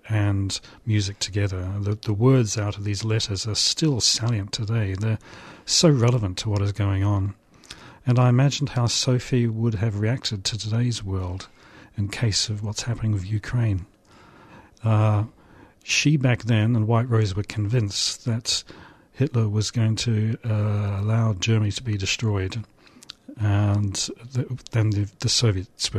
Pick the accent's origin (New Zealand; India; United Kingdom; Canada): New Zealand; I grew up in New Zealand during the anti-nuclear campaign.